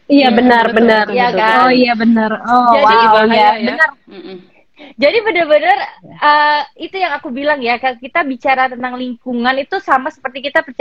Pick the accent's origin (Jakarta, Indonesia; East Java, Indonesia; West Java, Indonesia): East Java, Indonesia; Gresik; … di Gresik, soalnya aku dari Gresik.